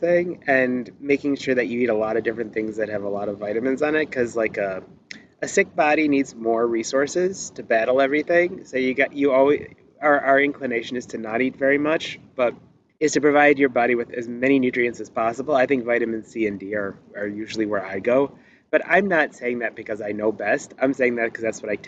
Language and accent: English; Detroit, Michigan, United States; I'm from Detroit